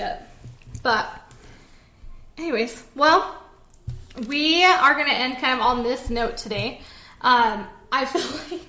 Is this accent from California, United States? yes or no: no; Utah, United States; We're from Utah